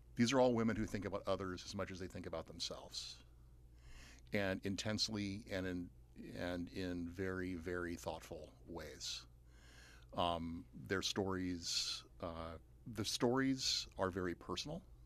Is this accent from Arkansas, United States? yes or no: no; Atlanta, Georgia, United States; also born or lived in Pittsburgh / Athens, Georgia; I grew up outside Atlanta, and now I live in Athens, Georgia, and teach at U G